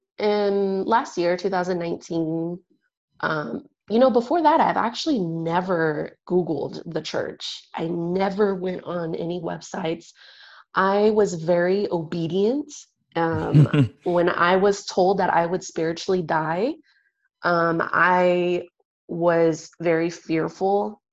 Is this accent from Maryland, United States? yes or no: no; San Diego, California, United States; I'm also from San Diego, the San Diego church there.